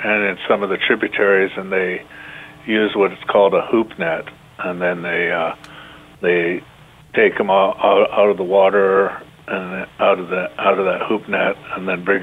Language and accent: English; Umatilla Reservation, Eastern Oregon, United States; I was raised on the Umatilla Reservation in Eastern Oregon